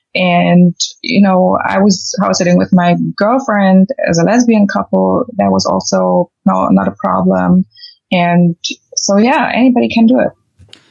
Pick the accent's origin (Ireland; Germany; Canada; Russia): Germany; moved away as an adult; also born or lived in London, United Kingdom; I'm from Germany